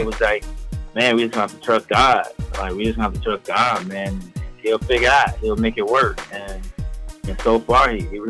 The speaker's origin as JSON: {"language": "English", "region": "Florida", "country": "United States", "tie": "born or raised there", "moved": "as an adult", "lives_now": "Pennsylvania, United States", "said": "I'm originally from Florida, man. I've been there all my life. The last, like, 4 years, I relocated, and I moved to Pennsylvania."}